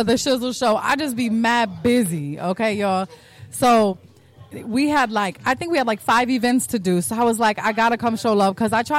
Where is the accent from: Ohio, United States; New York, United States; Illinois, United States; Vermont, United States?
Illinois, United States; Chicago; now in Florida, United States; I'm from Chicago.